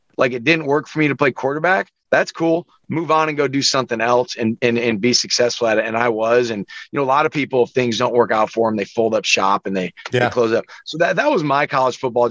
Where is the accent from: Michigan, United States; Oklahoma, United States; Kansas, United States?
Kansas, United States; Wichita; also born or lived in San Diego; I grew up in Wichita. I went to school called Wichita Collegiate